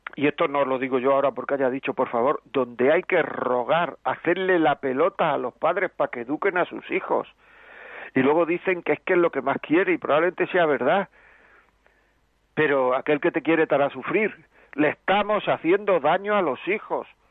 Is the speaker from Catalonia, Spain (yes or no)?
no; Granada, Andalusia, Spain; yo soy de Granada también